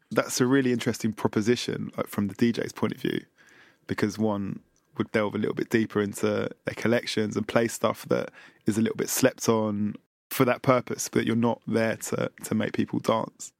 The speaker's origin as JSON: {"language": "English", "region": "London", "country": "United Kingdom", "tie": "born or raised there", "said": "Having been born and raised in London"}